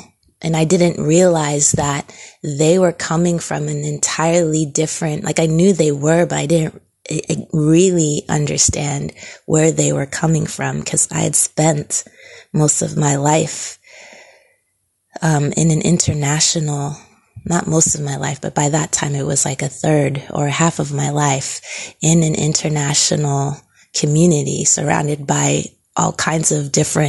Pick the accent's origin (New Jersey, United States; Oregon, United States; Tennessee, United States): New Jersey, United States; Yes, I grew up in New Jersey for 10 years, but I don't remember any forms of racism or feeling like I was being, that I was being discriminated against